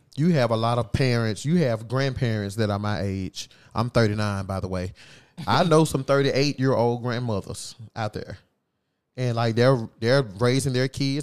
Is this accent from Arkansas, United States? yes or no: yes; across the river from Memphis, Arkansas, United States; now in Memphis, United States; I'm not from here. But I my hometown is just right across the river